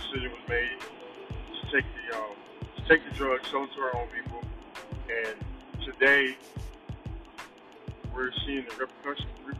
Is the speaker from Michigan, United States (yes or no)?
yes; Detroit, Michigan, United States; moved away; also born or lived in Philadelphia; I was raised in Detroit. From 78 to 95, I lived in Detroit.